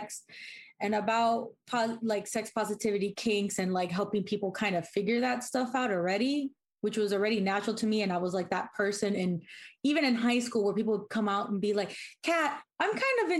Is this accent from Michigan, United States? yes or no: no; Miami, Florida, United States; moved away as an adult; also born or lived in Kansas City; I'm originally from Miami. I moved over to Kansas City to go to the Art Institute.